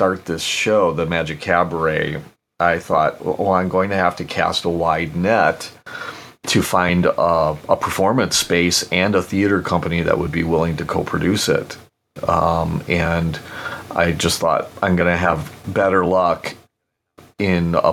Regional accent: Milwaukee, Wisconsin, United States; I was born and raised in Milwaukee, Wisconsin

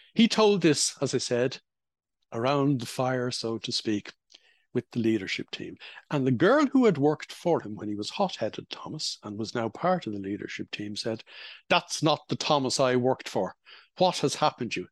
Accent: Ireland; when I was growing up in Holy Catholic Ireland

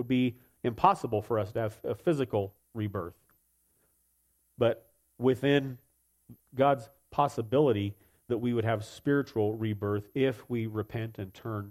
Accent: United States; born there; because I subscribe to certain political views and because I was born in America, therefore I'm a Christian.

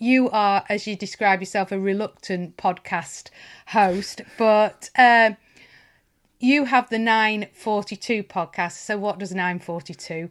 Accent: Lancashire, North West England, United Kingdom; I grew up in Lancashire

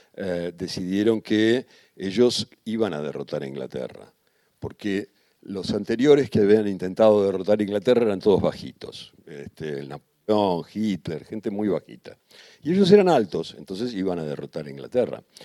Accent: Argentina; vengo de la Argentina

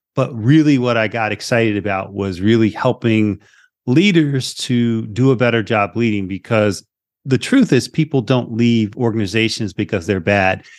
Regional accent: Philadelphia, Pennsylvania, United States; moved away; also born or lived in Las Vegas; I'm originally from Philly. So I'm an inner city kid

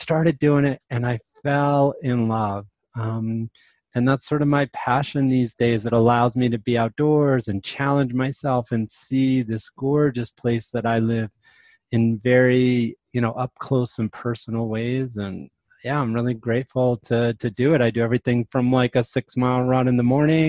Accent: New York City, New York, United States; moved away as an adult; now in New Mexico, United States; I grew up in the East Coast. I was born in New York City, but I moved to New Mexico in 1993

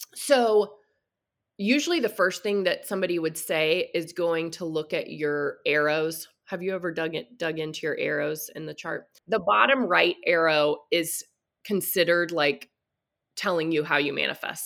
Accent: Texas, United States; I grew up in the Bible Belt in Texas

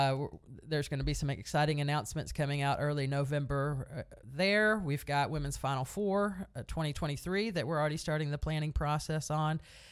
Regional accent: Texas, United States; I grew up 25 miles outside of College Station, and I'm a Longhorn fan, you know.

